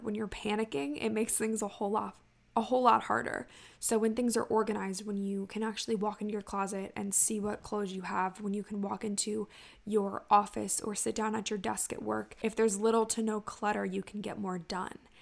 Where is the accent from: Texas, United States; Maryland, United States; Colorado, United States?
Maryland, United States; Ocean City; my hometown of Ocean City, Maryland